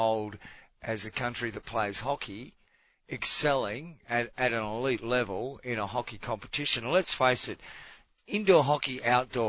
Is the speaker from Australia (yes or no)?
yes; Australia; I'm an Australian